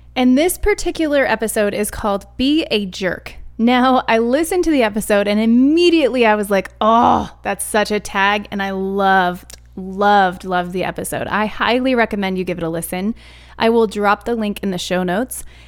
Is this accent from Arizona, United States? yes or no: yes; Arizona, United States; now in Colorado, United States; I'm an Arizona kid. I was raised in Arizona